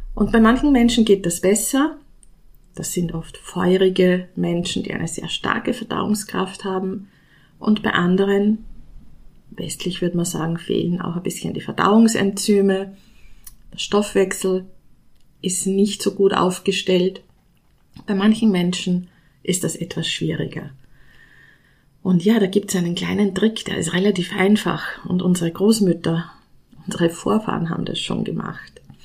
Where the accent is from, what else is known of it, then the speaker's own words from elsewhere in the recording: Austria; ich komme aus Österreich